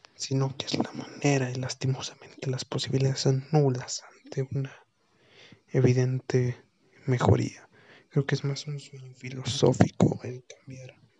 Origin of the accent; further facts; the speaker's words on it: Mexico; nosotros como mexicanos que estamos viviendo en este país